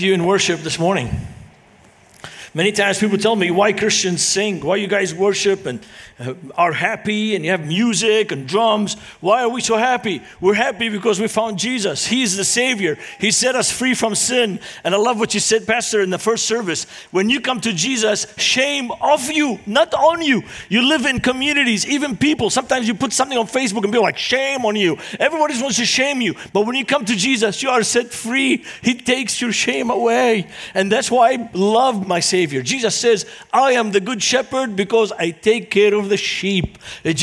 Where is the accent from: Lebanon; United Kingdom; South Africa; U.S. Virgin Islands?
Lebanon; Beirut, Beirut Governorate; English is a second language; moved away as an adult; now in United States; growing up in Lebanon, it was during the Lebanese Civil War. And this is the city where I grew up in.